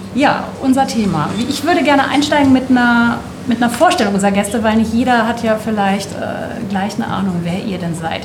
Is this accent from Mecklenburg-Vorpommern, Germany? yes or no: no; Husum, Schleswig-Holstein, Germany; now in Hamburg, Germany; Eigentlich aus Husum